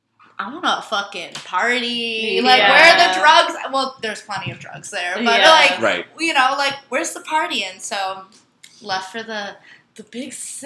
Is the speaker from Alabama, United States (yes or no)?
no; Vermont, United States; moved away; Vermont. Yeah, surrounded by, like, crusty fucking hippies.